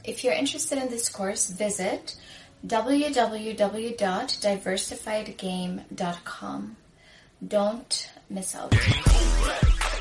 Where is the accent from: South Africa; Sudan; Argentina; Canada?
Sudan; moved away; I'm from Sudan, I'm African